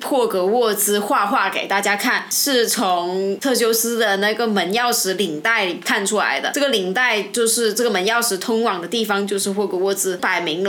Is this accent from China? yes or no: yes; China; 我们中国人